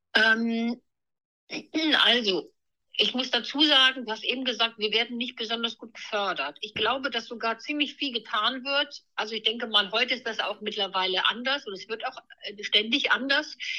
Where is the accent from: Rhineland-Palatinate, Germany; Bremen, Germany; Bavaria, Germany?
Rhineland-Palatinate, Germany; Neuwied; now in Hanover, Germany; ich bin im Rheinland in Neuwied aufgewachsen